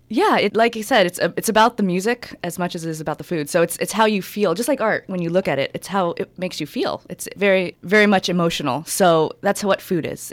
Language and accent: English; San Diego, California, United States; Being from San Diego, from Southern California